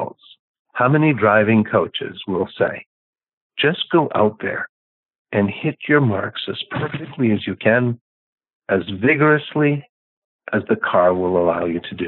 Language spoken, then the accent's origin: English; Canada; now in United States; I'm a Canadian by birth